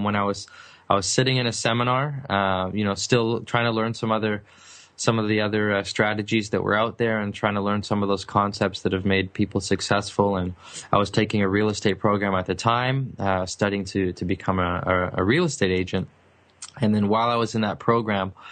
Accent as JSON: {"language": "English", "town": "Vancouver", "region": "British Columbia", "country": "Canada", "tie": "born or raised there", "said": "I'm from British Columbia, specifically the city of Vancouver, which is a beautiful city, very expensive city as well. And I wasn't fortunate enough to grow up in the nice part of town"}